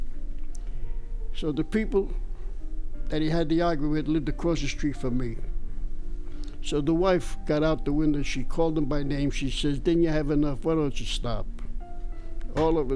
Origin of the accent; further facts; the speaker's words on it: New York City, New York, United States; moved away as an adult; I was born in East Harlem